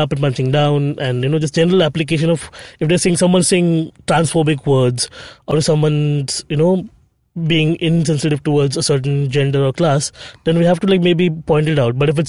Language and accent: English; Bhayandar, Maharashtra, India; growing up in Bhayandar.